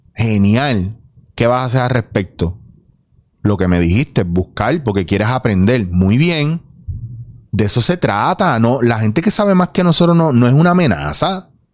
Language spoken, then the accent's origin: Spanish; Puerto Rico; como puertorriqueños